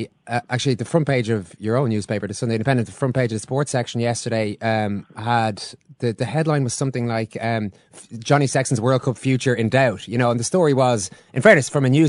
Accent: Ireland; as Irish people

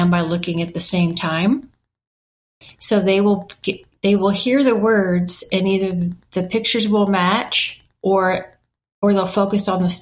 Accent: Knoxville, Tennessee, United States; illustrators that were in my hometown, Knoxville, Tennessee

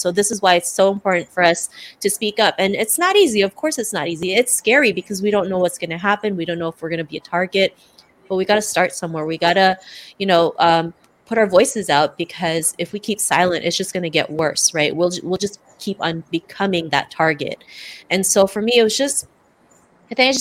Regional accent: Toronto, Ontario, Canada; also born or lived in Cebu City, Philippines; I'm from Toronto, Canada, originally born in Cebu City, Philippines

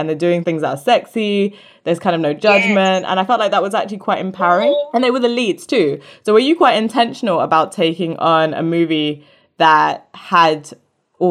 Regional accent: St. Kitts & Nevis; I'm from St. Kitts and Nevis. And my mom's from the US Virgin Islands as well

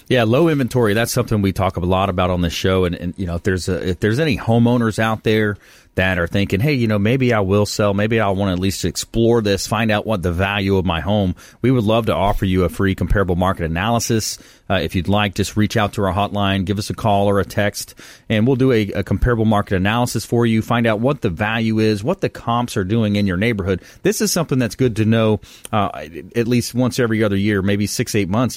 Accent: Florida, United States; growing up in Florida

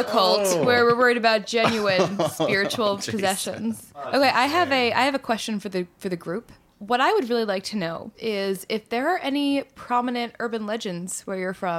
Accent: outside D.C., Virginia, United States; So I grew up in Virginia, outside D.C.

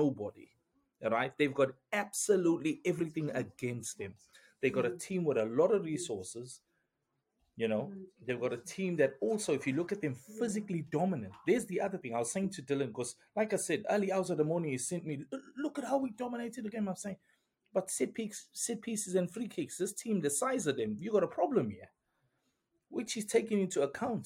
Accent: Pietermaritzburg, KwaZulu-Natal, South Africa; Pietermaritzburg, my hometown

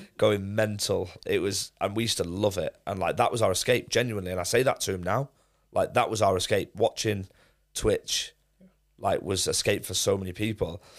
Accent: Manchester, North West England, United Kingdom; also born or lived in Leicester; I was actually born in Leicester, but I grew up in Manchester, so I moved there straight away

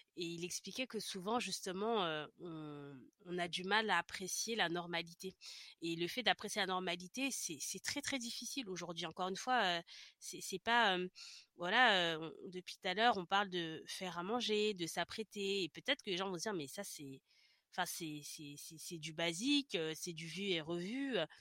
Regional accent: France; moved away; also born or lived in Paris region; quand je suis revenue dans ma région d'origine

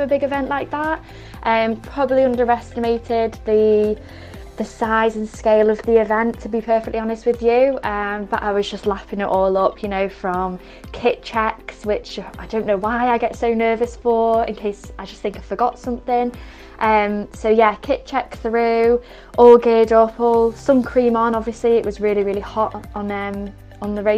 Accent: Cheshire, North West England, United Kingdom; I come from Cheshire

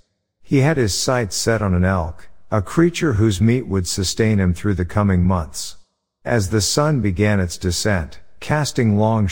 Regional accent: California, United States; I'm from California, and I was in the northeastern corner of North Carolina the day before Thanksgiving visiting a friend.

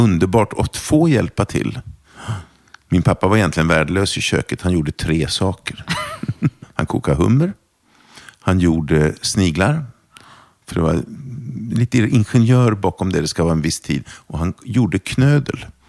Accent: Torshälla, Södermanland, Sweden; first language German; Swedish is a second language; Jag växte upp utanför en pytteliten stad som heter Torshälla. Mm -hmm. Som ligger utanför Eskilstuna.

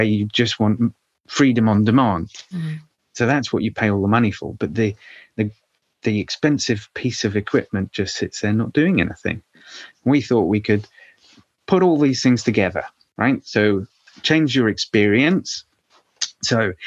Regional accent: United Kingdom; we'll be in my home country

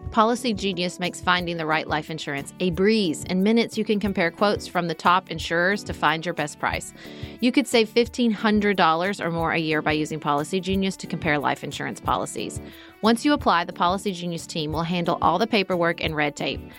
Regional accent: Paducah, Kentucky, United States; I serve on the Paducah Cooperative Ministries Board in my hometown

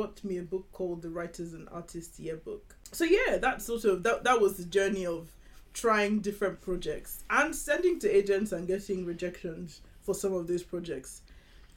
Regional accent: Lagos, Nigeria; I grew up in Nigeria. So I grew up in Lagos, Nigeria.

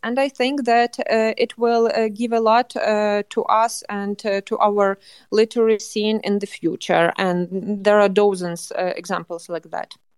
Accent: Lviv, Lviv Oblast, Ukraine; moved away as an adult; I was born in Lviv and I was raised in Lviv and lived there till my twenties

